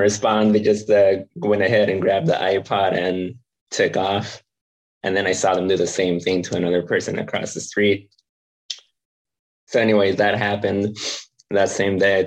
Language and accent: English; San Diego, California, United States; I grew up in San Diego. So was born here, raised here, grew up